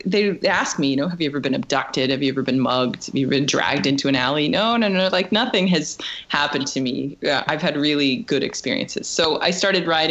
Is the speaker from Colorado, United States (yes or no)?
yes; Loveland, Colorado, United States; now in Hungary; I grew up in Northern Colorado